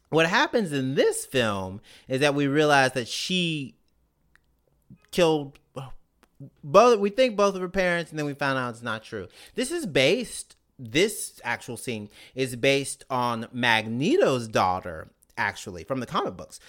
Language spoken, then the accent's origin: English; Mississippi, United States; as a minority growing up in Mississippi